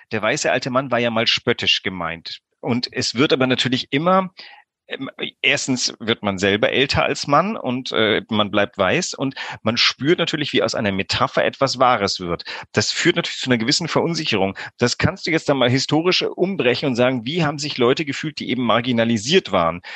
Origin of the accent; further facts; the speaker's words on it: Greece; moved away; ich bin auch in Griechenland groß geworden